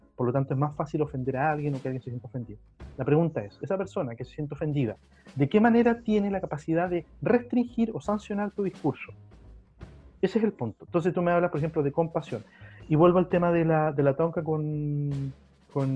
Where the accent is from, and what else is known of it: Chile